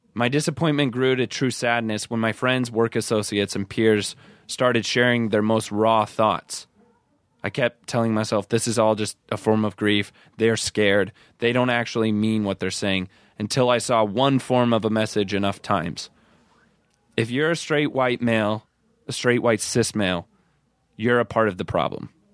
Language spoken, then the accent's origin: English; Iowa, United States; born or raised there; now in Los Angeles, United States